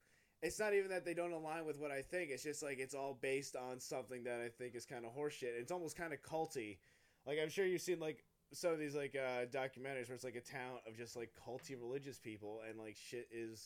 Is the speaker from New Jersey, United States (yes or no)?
yes; Middletown, New Jersey, United States; moved away as an adult; also born or lived in Asbury Park, New Jersey; I liked when I left my hometown because I'm like, oh, I'm in a place where I don't fucking know anyone. Because I'm from Middletown, so when I moved to Asbury Park